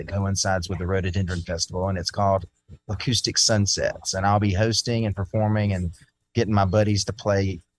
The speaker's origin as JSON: {"language": "English", "town": "Hiawassee", "region": "Georgia", "country": "United States", "tie": "born or raised there", "also_born_or_lived": "Nashville, Tennessee", "moved": "as an adult", "said": "I lived in Nashville for 15, but moved back to my hometown because the inspiration there is just ridiculous here in North Georgia."}